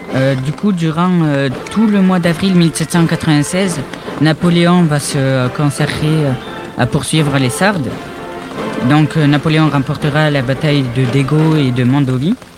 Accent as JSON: {"language": "French", "country": "France", "said": "je viens de Flaving"}